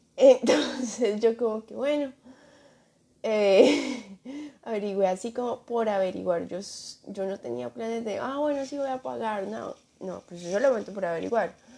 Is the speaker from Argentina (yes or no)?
no; Colombia; moved away; no quería irme de, o sea, Colombia a Estados Unidos